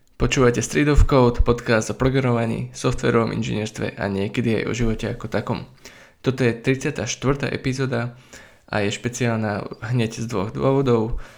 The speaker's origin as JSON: {"language": "Slovak", "town": "Bratislava", "region": "Bratislava Region", "country": "Slovakia", "said": "sme všetci z Bratislavy"}